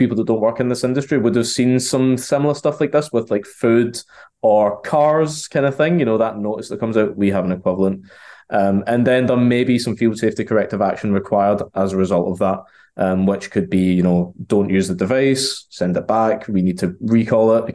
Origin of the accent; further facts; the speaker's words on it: Glasgow, Scotland, United Kingdom; now in Chester, United Kingdom; In the UK, based out of sunny Chester in the UK, but I'm from Glasgow, so that's the accent.